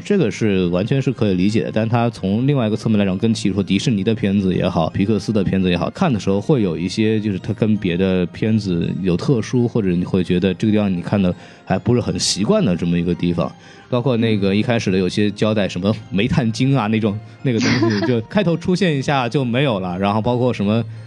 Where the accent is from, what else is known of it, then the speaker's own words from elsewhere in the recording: Jiangnan, China; 我老家是那个南方的嘛，然后江南的下田的那个景象